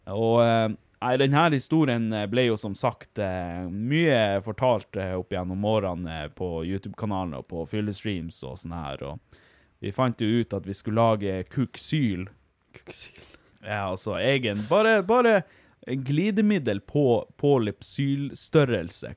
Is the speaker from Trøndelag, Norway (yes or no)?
no; Finnmark, Norway; Vi er finnmarkinger